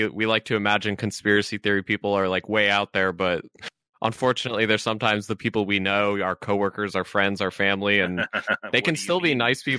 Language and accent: English; Idaho, United States; moved away as an adult; also born or lived in Ketchum, Idaho; now in Tacoma, United States; I grew up in a small town in Idaho and decided to get the hell out of there as soon as I could, and really loved Tacoma and have stayed here ever since.